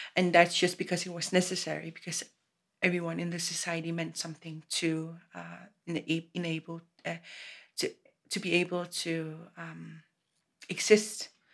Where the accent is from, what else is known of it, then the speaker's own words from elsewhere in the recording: Greenland; I'm from Greenland.